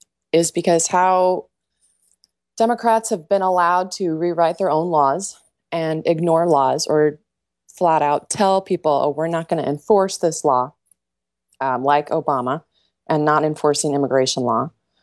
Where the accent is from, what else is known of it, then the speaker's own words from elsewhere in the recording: United Kingdom; Hey, I'm also British, too. I've got all the wars in my genes.